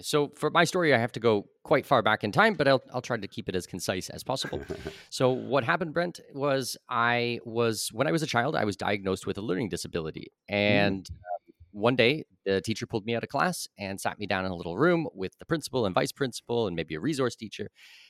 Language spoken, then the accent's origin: English; Ontario, Canada; So this was in Southwestern Ontario. I'm Canadian, born and raised.